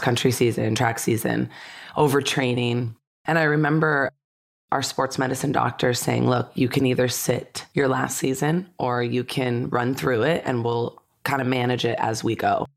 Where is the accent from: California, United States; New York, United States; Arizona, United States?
California, United States; Santa Clarita Valley; I grew up in the Santa Clarita Valley